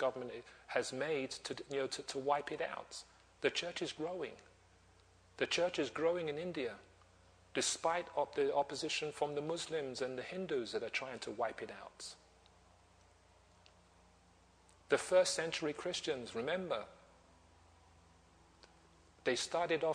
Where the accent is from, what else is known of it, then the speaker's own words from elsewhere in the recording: Nigeria; I'm from Nigeria